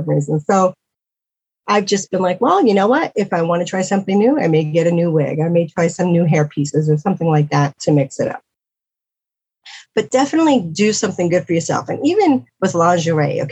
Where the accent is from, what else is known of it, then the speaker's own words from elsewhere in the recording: New York City, New York, United States; moved away; I'm from New York City